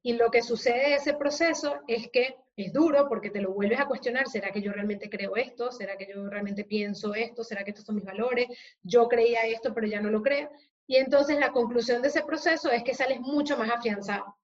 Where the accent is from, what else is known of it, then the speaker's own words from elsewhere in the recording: Venezuela; now in Spain; yo soy venezolana de origen